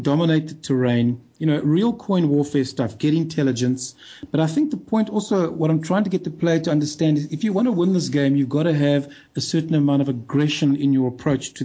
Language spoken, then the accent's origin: English; South Africa; I'm South African